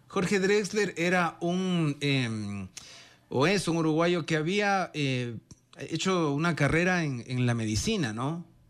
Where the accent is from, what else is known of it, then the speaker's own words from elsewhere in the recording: Ecuador; no le dije que era de Ecuador, pero supuso que era de Venezuela por el acento